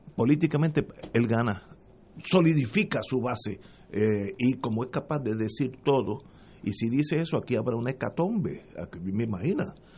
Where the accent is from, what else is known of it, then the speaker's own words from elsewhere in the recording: Puerto Rico; somos todos puertorriqueños